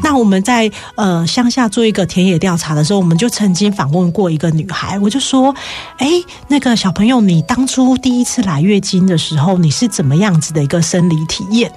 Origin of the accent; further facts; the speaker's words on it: Taiwan; 我们台湾人